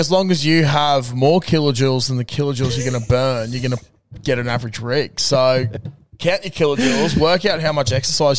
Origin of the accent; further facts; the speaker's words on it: Brisbane, Queensland, Australia; We're from Brisbane.